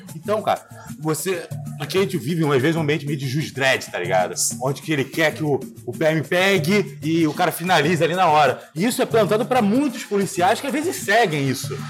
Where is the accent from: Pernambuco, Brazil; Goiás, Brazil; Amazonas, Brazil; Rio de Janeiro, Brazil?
Rio de Janeiro, Brazil; vim da Taquara